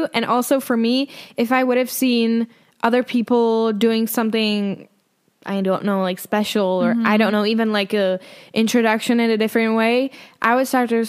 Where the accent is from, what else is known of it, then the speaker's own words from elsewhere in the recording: Czechia; English is a second language; moved away as an adult; now in Spain; I'm from the Czech Republic.